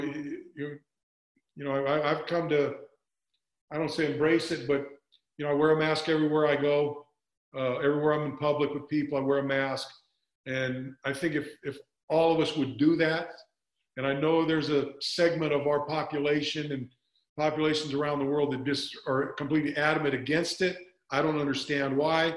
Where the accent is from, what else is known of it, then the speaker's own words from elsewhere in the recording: Bay Area, California, United States; growing up in the Bay Area, I was a Stanford fan